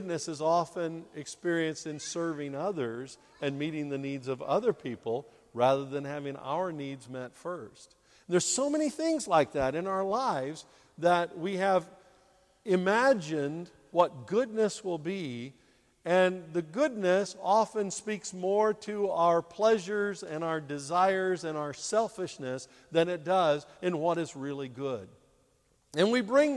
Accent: St. Louis, Missouri, United States; St. Louis, where I grew up in the States

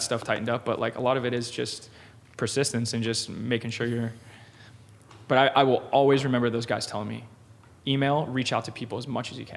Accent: Orlando, Florida, United States; moved away as an adult; now in Los Angeles, United States; my hometown in Orlando

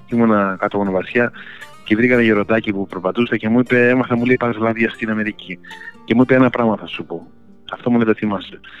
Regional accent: Greece; Λοιπόν, επειδή είμαι Έλληνα από την Ελλάδα, εκεί μεγάλωσα και μου αρέσουν τα παλιά τραγούδια.

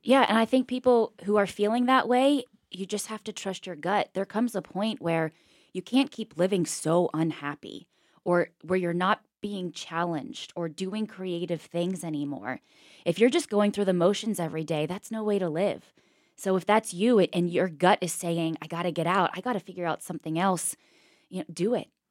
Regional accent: Pittsburgh, Pennsylvania, United States; moved away as an adult; I'm from Pittsburgh

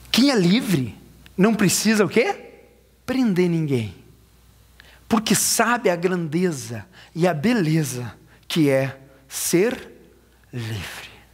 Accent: Brazil; moved away; A gente vem do Brasil

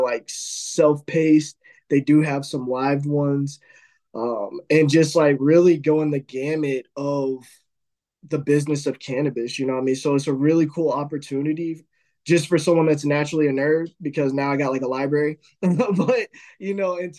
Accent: Midwest, United States; I grew up in the Midwest.

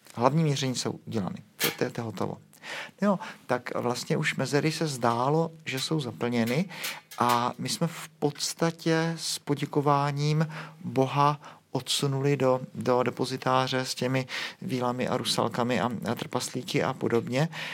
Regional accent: Prague, Czechia; u nás v Praze

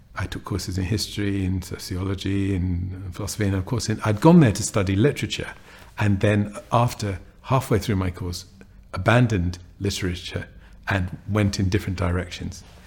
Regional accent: London, United Kingdom; I grew up in an area of North London

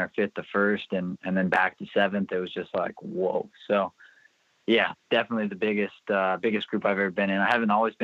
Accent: California, United States; now in Pennsylvania, United States; I'm from California originally

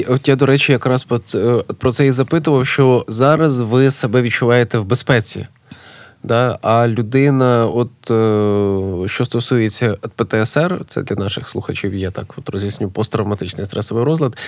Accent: Kyiv, Ukraine; moved away as an adult; now in Lviv, Ukraine; я прожив майже все життя в Києві, але я не киянин.

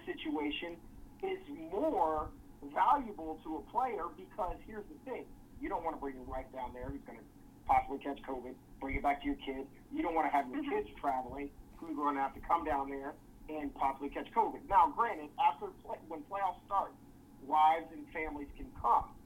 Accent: Houston, Texas, United States; my hometown team, Houston Rockets

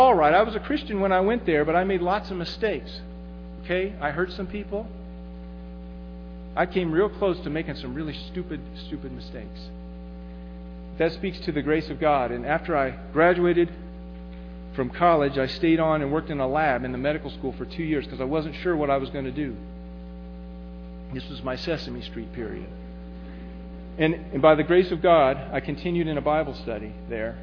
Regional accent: Midwest, United States; moved away as an adult; I'm from the Midwest

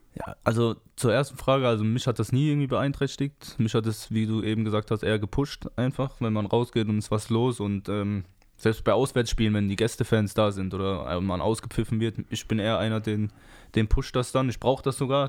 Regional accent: Mannheim, Baden-Württemberg, Germany; Familie ist in Mannheim, Freundin ist aus Mannheim, ich bin aus Mannheim

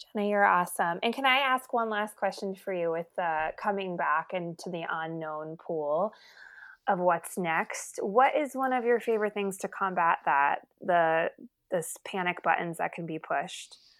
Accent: New Jersey, United States; moved away; I'm originally from New Jersey

